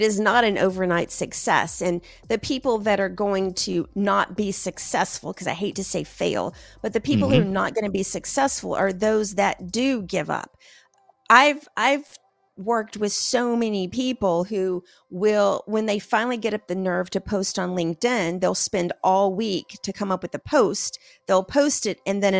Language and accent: English; the South, United States; because I'm from the South, a watched pot never boils.